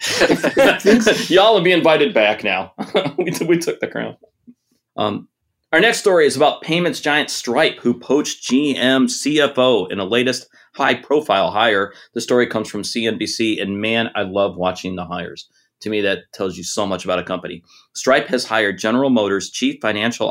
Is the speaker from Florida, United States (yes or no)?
no; Detroit, Michigan, United States; moved away; I'm originally from Detroit